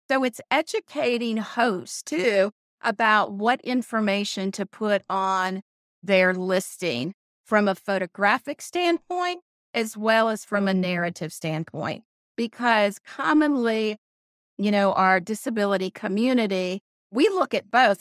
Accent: Conway, Arkansas, United States; moved away; we built a model property in my hometown of Conway, Arkansas. I haven't been home in about thirty years

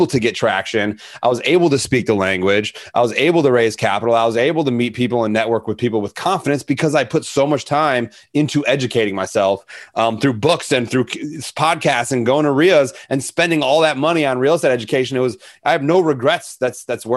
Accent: Arlington Heights, Illinois, United States; moved away; Arlington Heights is my hometown

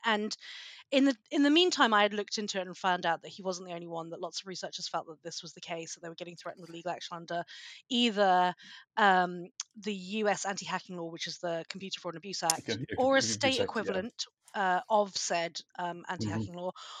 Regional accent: United Kingdom; moved away as an adult; also born or lived in United States; As you can probably tell from my accent, I'm a Brit

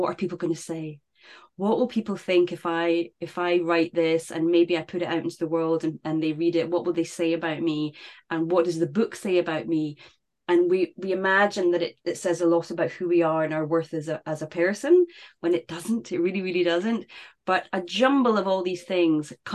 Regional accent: United Kingdom; for us in the UK

